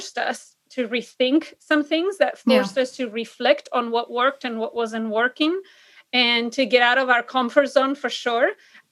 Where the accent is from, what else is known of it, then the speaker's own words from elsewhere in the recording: Argentina; English is a second language; moved away as an adult; also born or lived in San Diego, United States; now in Illinois, United States; I fell in love with American English because in Argentina, the default or the standard, if you want to call it that, is British English. And so I went to a school specifically that taught American English.